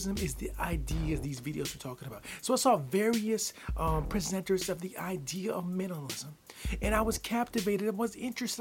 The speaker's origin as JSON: {"language": "English", "region": "the Midwest of the United States", "country": "United States", "tie": "born or raised there", "said": "I grew up in the Midwest of the United States. I still am in the Midwest of the United States."}